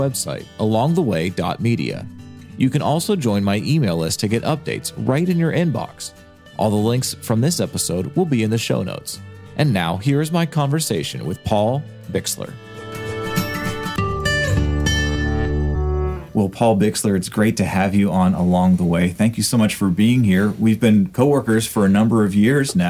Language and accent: English; Pittsburgh, Pennsylvania, United States; I grew up in Pittsburgh watching Cornerstone Television